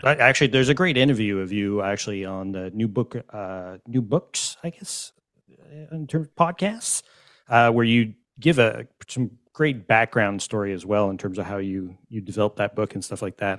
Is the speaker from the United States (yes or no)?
no; Montreal, Quebec, Canada; I'm from Montreal